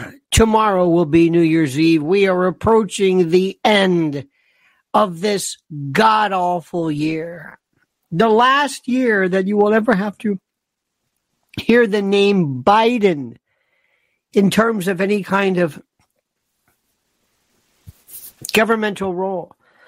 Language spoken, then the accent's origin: English; Manchester, North West England, United Kingdom; Yes, I'm from Ermston, Manchester, near Old Trafford.